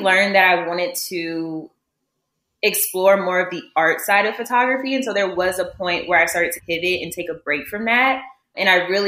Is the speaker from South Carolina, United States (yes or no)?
yes; Columbia, South Carolina, United States; moved away as an adult; now in Dallas, United States; I'm originally from Columbia, South Carolina